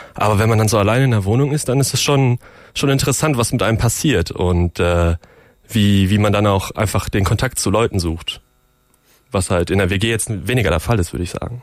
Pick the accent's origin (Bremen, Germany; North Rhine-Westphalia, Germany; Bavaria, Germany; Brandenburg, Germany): North Rhine-Westphalia, Germany; Bochum; moved away; ich komme aus Bochum, meine Eltern wohnen immer noch